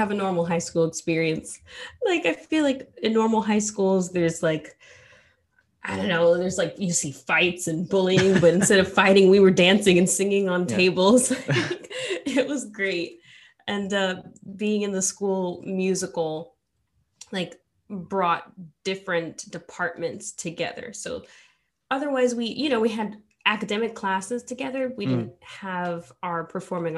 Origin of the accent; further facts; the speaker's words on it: New York City, New York, United States; growing up in New York